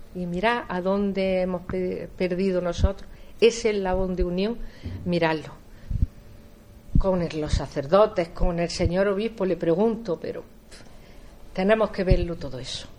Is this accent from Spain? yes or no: yes; Jaén, Andalusia, Spain; yo estoy muy vinculada al barrio porque yo nací en San Ildefonso, además yo nací en la calle Sevillano